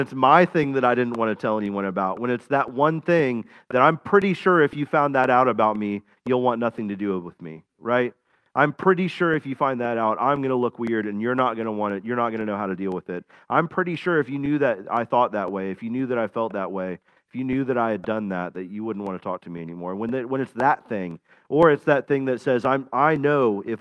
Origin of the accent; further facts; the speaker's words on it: Florida, United States; I grew up in Florida